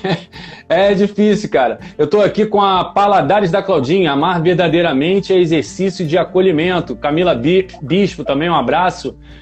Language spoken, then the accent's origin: Portuguese; Nova Iguaçu, Rio de Janeiro, Brazil; natural aqui da minha terra, Nova Iguaçu